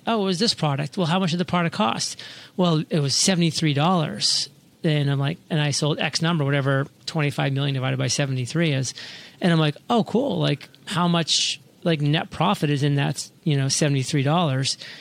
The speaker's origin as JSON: {"language": "English", "region": "Maine", "country": "United States", "tie": "born or raised there", "moved": "yes", "lives_now": "Puerto Rico", "said": "back in my hometown in Maine"}